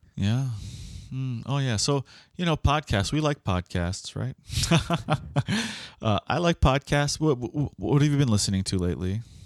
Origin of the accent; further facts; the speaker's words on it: Miami, Florida, United States; we are from Miami